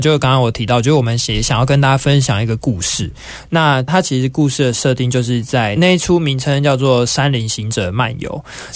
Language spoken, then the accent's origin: Chinese; Taiwan; 我们是台湾的